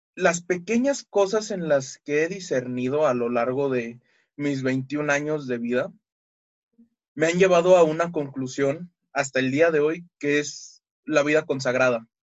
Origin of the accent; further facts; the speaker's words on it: Mexico City, Mexico; soy de la Ciudad de México